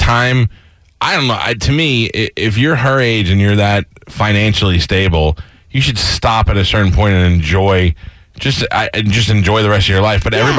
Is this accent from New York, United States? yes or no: yes; New York, United States; moved away; I grew up in New York